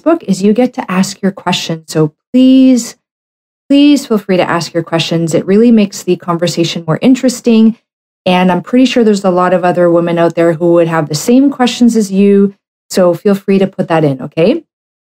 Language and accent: English; Canada; I'm a Canadian medical doctor